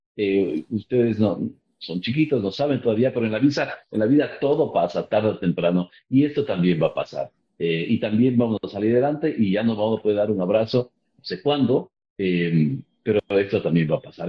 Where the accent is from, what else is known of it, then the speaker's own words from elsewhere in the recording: Ecuador; moved away; also born or lived in Miami; soy fuera del Ecuador